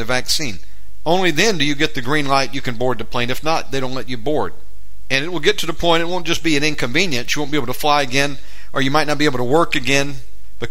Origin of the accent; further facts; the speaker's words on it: United States; now in Indonesia; I'm an American living in Indonesia